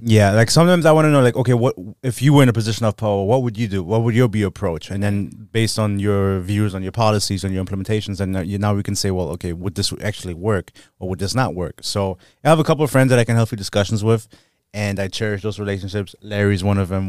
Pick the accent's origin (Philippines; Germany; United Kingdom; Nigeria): Germany; now in United States; I was born and raised in Germany